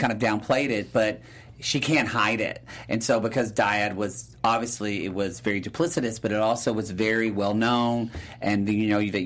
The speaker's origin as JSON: {"language": "English", "region": "the South", "country": "United States", "said": "I'm from the South"}